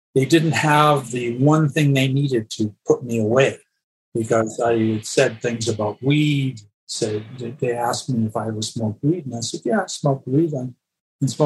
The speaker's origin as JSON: {"language": "English", "country": "Canada", "also_born_or_lived": "Los Angeles, United States", "moved": "as an adult", "lives_now": "United States", "said": "I was a Canadian"}